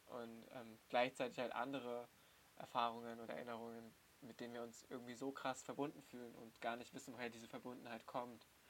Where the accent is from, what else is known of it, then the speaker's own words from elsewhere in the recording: Germany; accent: German accent (in Persian); ich werde von meiner iranischen Familie natürlich als Deutscher gelesen. So, und ich habe einen super krass deutschen Akzent, wenn mhm. ich Persisch spreche